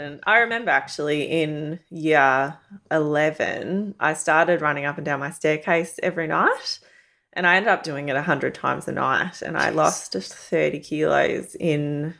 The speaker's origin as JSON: {"language": "English", "town": "Werribee", "region": "Victoria", "country": "Australia", "tie": "born or raised there", "said": "No, so I grew up in Werribee."}